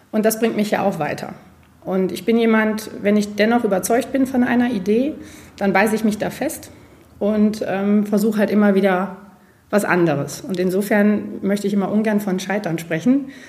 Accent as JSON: {"language": "German", "region": "North Rhine-Westphalia", "country": "Germany", "said": "Ich bin ein Münsterlandei durch die Recherche, weil das Konzept ist eben unser Münsterland."}